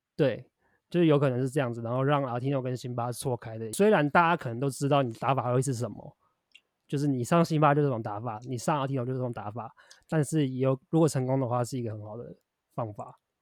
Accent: Tainan, Taiwan; 我小时候在台南的印象就跟 James 一样

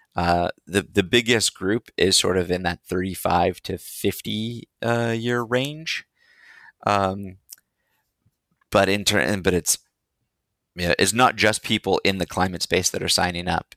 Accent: India; moved away; also born or lived in Seattle, Washington, United States; I was born in India, named by a monk in India

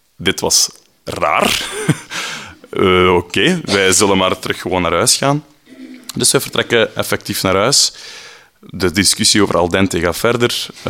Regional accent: Flanders, Belgium; now in Brussels, Belgium; Ik ben een Vlaming in Brussel

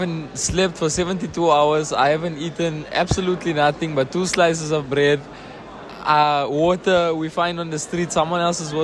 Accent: South Africa; I am from South Africa

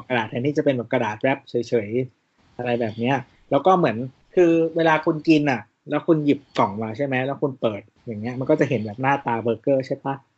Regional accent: Chiang Rai, Thailand; moved away; บ้านเกิดเราที่เชียงราย

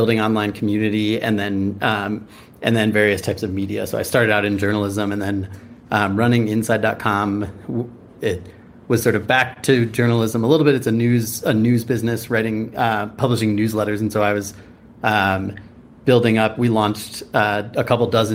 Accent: Chicago, Illinois, United States; also born or lived in San Francisco, California; now in Bend, United States; I grew up in Chicago and then lived in San Francisco for almost 10 years, and then just moved up to Bend.

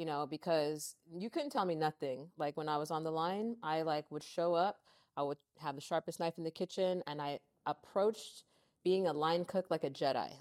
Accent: Lancaster, California, United States; now in Santa Monica, United States; we grew up in Lancaster, I moved out here to L A when I was seventeen

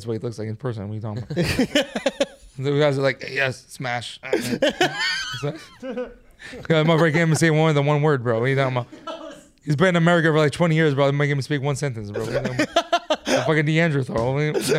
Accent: Manhattan, New York, United States; I mean, we're from New York.

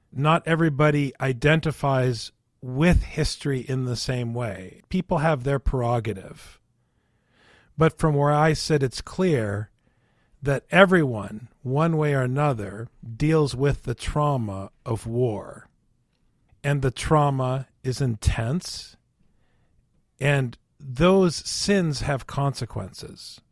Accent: Minnesota, United States; growing up in Minnesota

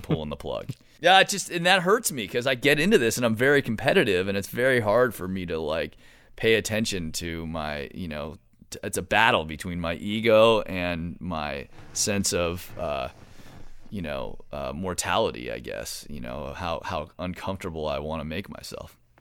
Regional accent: Marin, California, United States; I grew up in Marin, one of the most beautiful places in California

